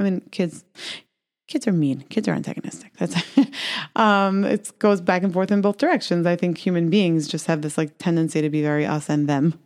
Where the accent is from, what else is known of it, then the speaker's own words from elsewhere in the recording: New York City, New York, United States; I was growing up in Brooklyn